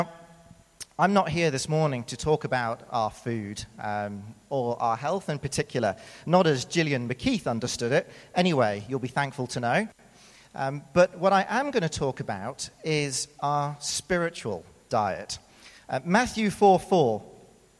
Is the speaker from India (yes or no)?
no; United Kingdom; accent: British; moved away as an adult; now in South Africa; as you can tell from my accent, I am indeed British. Now, I've been here for 11 years, and so before I moved here, when I was living in the UK